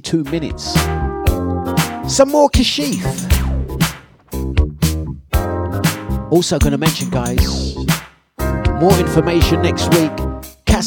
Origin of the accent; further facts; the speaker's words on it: London, United Kingdom; accent: cockney; I'm originally from Waltham Forest.